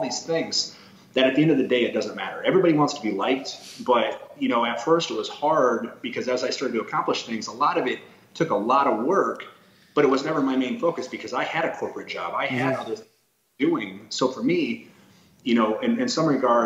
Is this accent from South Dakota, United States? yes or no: yes; South Dakota, United States; I'm from South Dakota